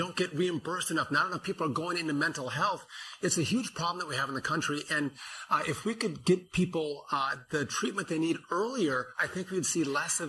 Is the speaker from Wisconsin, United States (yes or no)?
yes; Wausau, Wisconsin, United States; we're from Wausau, Wisconsin